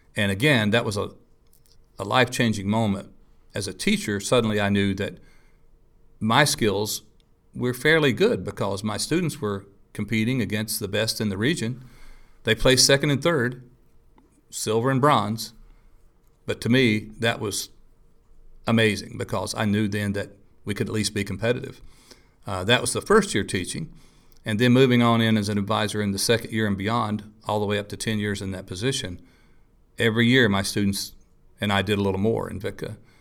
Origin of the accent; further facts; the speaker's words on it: Rock, West Virginia, United States; In Rock, West Virginia, a little town on the on the far southern